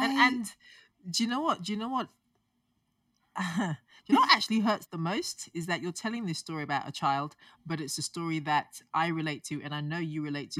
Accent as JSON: {"language": "English", "region": "London", "country": "United Kingdom", "tie": "born or raised there", "said": "I grew up in London."}